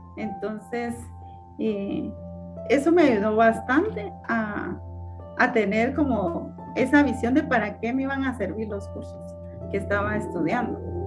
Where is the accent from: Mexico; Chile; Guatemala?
Guatemala; Morales, Izabal; Yo, yo nací en, la, en uno de los departamentos de Guatemala que se llama Izabal, ¿verdad? En un municipio que se llama Morales Izabal